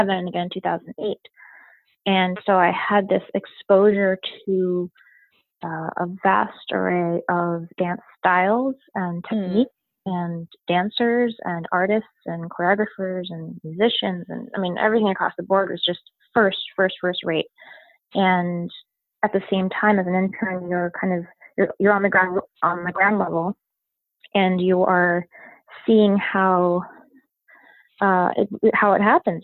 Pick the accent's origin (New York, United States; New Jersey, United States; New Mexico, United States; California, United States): New York, United States; Westchester; I was born in New York, in New York City, and uh, moved to Westchester when I was four.